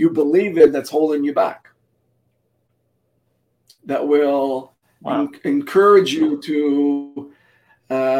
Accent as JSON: {"language": "English", "country": "Canada", "tie": "born or raised there", "said": "my parents were immigrants from Portugal before I was born. I was born here in Canada"}